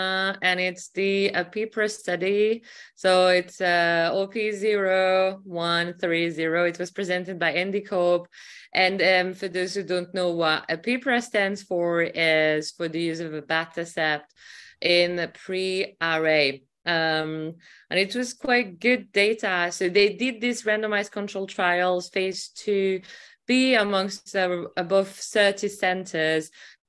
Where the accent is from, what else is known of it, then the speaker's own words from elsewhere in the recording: Glasgow, Scotland, United Kingdom; from Glasgow, UK.